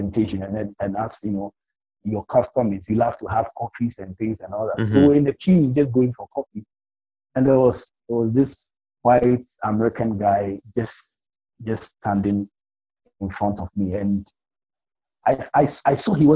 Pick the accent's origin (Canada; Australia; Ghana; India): Ghana; accent: African Ghanaian; Mine is an African Ghanaian accent, you know? we have English as our formal language.